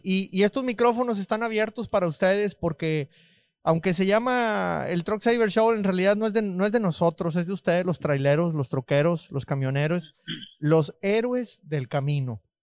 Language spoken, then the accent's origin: Spanish; Mexico; now in United States; era mexicano